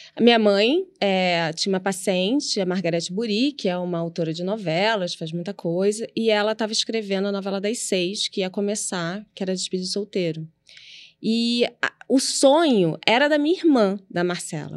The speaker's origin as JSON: {"language": "Portuguese", "region": "Rio de Janeiro", "country": "Brazil", "tie": "born or raised there", "said": "Eu nasci na Gávea, onde meus pais moram até hoje, no apartamento"}